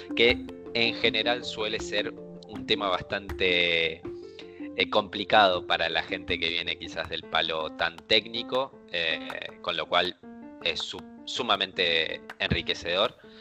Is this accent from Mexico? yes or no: no; Argentina; nosotros dos somos de Argentina